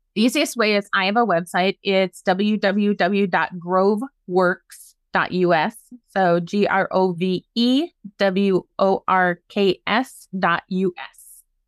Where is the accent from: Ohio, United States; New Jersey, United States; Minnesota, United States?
Minnesota, United States; Maynard; My hometown is Maynard, Minnesota